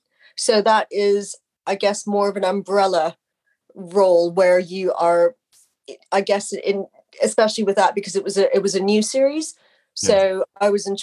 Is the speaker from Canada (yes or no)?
yes; Canada; moved away; I mean, I'm Canadian. I've lived over here for most of my life, or the majority of my life.